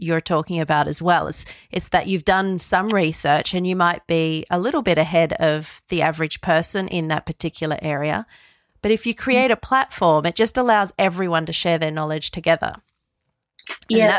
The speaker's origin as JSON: {"language": "English", "town": "Sydney", "region": "New South Wales", "country": "Australia", "tie": "born or raised there", "said": "I was born in Sydney and I grew up in West Ryde, just outside of Sydney."}